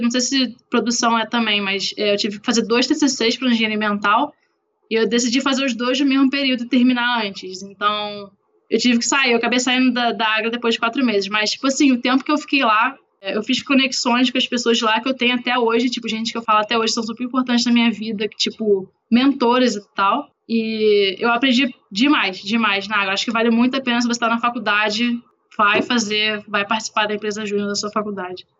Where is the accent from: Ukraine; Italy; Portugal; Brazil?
Brazil; moved away; Sou brasileira, sei nem falar inglês direito